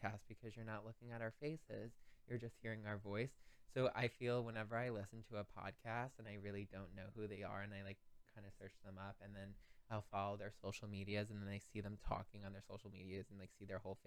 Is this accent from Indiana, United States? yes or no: no; Long Island, New York, United States; we're from Long Island.